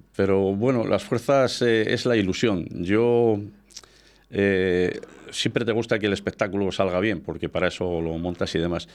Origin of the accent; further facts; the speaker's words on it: Íscar, Castile and León, Spain; yo siempre que digo que soy muy de Iscar, que soy nacionalista